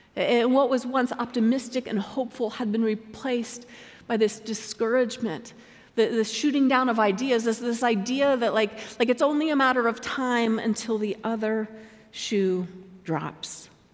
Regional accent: Colorado, United States; I was living in my home state of Colorado

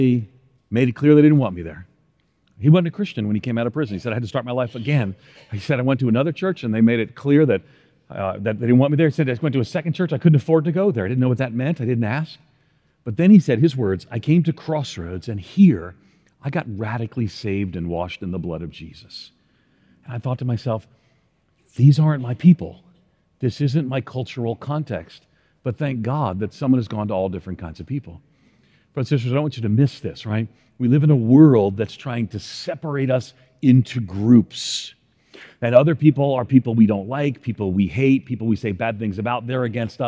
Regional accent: outside of New York City, United States; moved away; where I grew up outside of New York City, we neither yee nor do we yaw

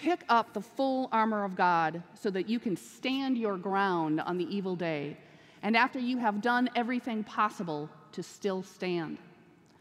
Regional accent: Minnesota, United States; moved away as an adult; also born or lived in Ohio; now in Wilmore, United States; Originally, I'm from Minnesota, but I've spent the last 16 years in Ohio.

